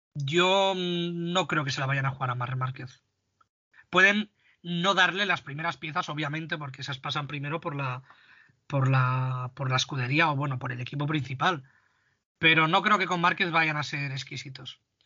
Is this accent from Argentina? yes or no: no; Spain; nosotros como españoles